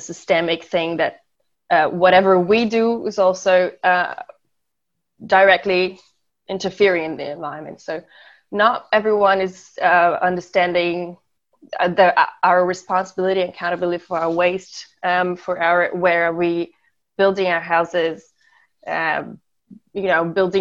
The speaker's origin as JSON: {"language": "English", "town": "Florianópolis", "region": "Santa Catarina", "country": "Brazil", "tie": "born or raised there", "also_born_or_lived": "Germany / Austria", "second_language": "English", "said": "I was born and raised in Florianópolis."}